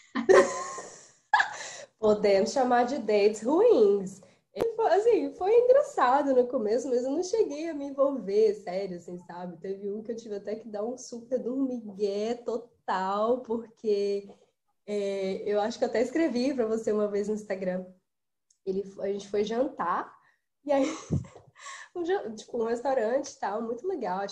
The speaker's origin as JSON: {"language": "Portuguese", "country": "Brazil", "moved": "yes", "said": "Eu sou muito brasileira, gente. Eu sou muito brasileira, sabe? Eu posso morar aqui 50 anos, eu sempre vou ser muito brasileira"}